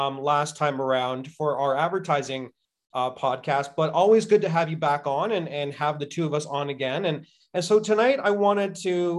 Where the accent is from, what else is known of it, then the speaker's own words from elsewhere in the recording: Canada; as just Canadian citizens